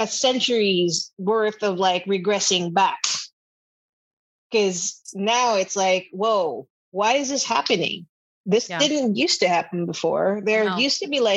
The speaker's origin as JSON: {"language": "English", "town": "Manila", "region": "Metro Manila", "country": "Philippines", "tie": "born or raised there", "moved": "yes", "lives_now": "United States", "said": "I grew up in Manila in the Philippines"}